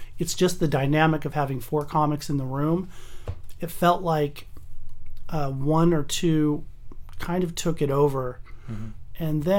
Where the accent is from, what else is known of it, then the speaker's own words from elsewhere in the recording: Pasadena, California, United States; also born or lived in Newport Beach / Huntington Beach / Irvine / North Hollywood; I've lived in L.A. my whole life. What part of L.A.? I was born in Pasadena. I went to school at UCLA, lived there for 4 years. Mm-hmm. Moved down to Newport Beach for a year, Huntington Beach, Irvine for a couple of years, North Hollywood for 10 years.